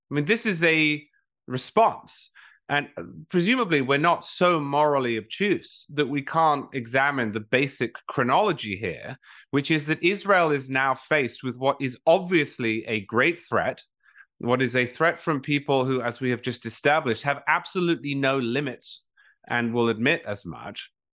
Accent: England, United Kingdom; now in United States; I'm from England originally

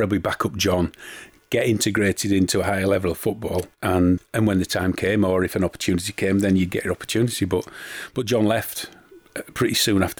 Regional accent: York, Yorkshire and the Humber, United Kingdom; Been growing up in York in the 70s

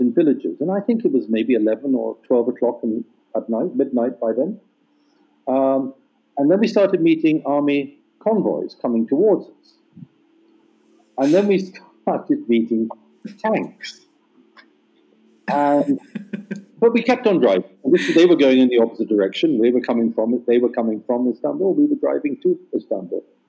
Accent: England, United Kingdom; moved away; growing up in England

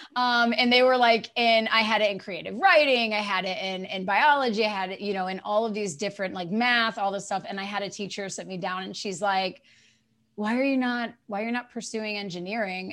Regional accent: eastern North Carolina, United States; moved away; I grew up in eastern North Carolina

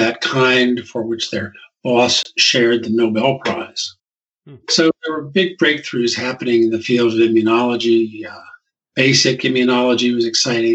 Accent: New Brunswick, New Jersey, United States; I was born in New Brunswick, New Jersey, which is where Rutgers University is located. And my dad taught at the local high school.

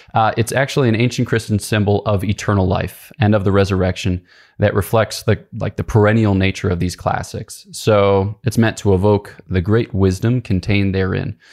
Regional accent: Philadelphia, Pennsylvania, United States; I grew up outside of Philadelphia, Pennsylvania

